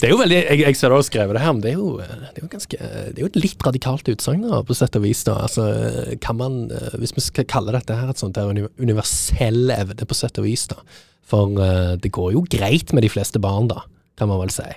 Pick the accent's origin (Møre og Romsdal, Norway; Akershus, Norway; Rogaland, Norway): Rogaland, Norway; Stavanger; moved away; Jeg er jo fra Stavanger